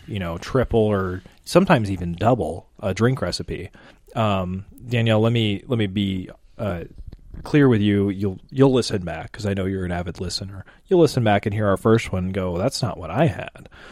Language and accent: English; Midwest, United States; as a Midwesterner